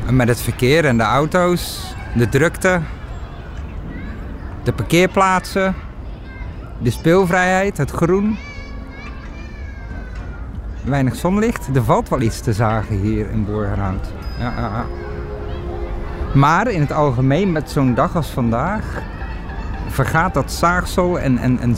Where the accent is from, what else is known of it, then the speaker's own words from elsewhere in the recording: Bergen op Zoom, North Brabant, Netherlands; now in Antwerp, Belgium; Nee, ik ben Nederlander. Ik ben een, ik ben een, ik ben een Nederlander, ik kom uit Bergen op Zoom, maar ik woon hier al 17 jaar.